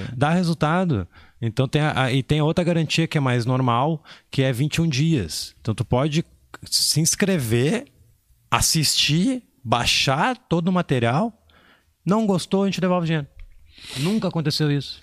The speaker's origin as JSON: {"language": "Portuguese", "region": "interior of Maranhão", "country": "Brazil", "said": "Sou do interior do Maranhão"}